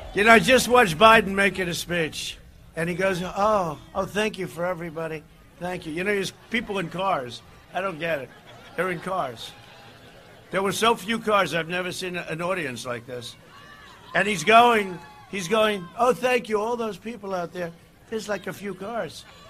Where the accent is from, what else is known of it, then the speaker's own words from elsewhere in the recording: New York City, New York, United States; my hometown paper, right? The New York Post